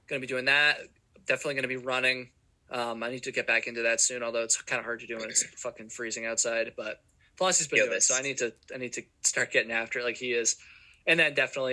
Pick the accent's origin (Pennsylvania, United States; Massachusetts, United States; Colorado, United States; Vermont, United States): Vermont, United States; I'm from Vermont and it's not very hot here.